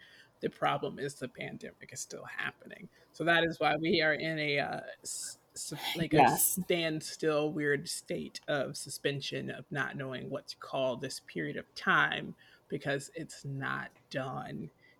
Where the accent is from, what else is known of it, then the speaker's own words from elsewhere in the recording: Atlanta, Georgia, United States; growing up in Atlanta